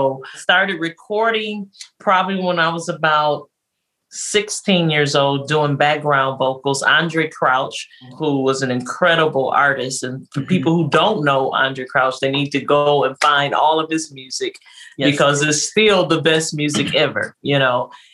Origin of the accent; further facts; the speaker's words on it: Detroit, Michigan, United States; I was born and raised in Detroit, Michigan.